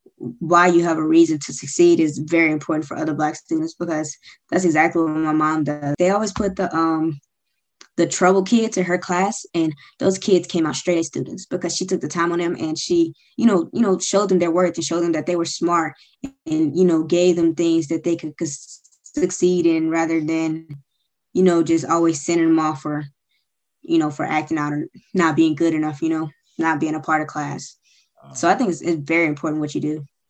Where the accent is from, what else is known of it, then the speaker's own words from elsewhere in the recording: Suwanee, Georgia, United States; also born or lived in Memphis, Tennessee; I'm originally from Memphis, Tennessee, but I grew up in Suwanee, Georgia